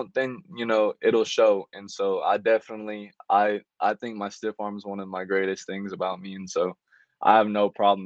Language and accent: English; Moore, Oklahoma, United States; I'm from Moore, Oklahoma